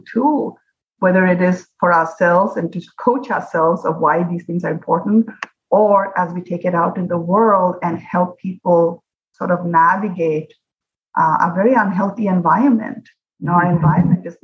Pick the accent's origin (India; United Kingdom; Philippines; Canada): India; now in Hawaii, United States; When I was growing up in India